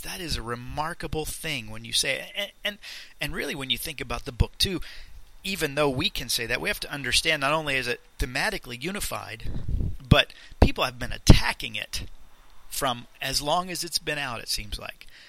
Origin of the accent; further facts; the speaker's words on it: Leesburg, Florida, United States; I was born in Central Florida, in Leesburg, to my parents